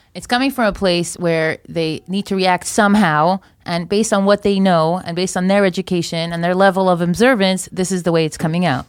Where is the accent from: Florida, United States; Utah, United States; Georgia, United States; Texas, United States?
Florida, United States; moved away as an adult; now in Israel; I grew up in Florida. I made L A five years ago.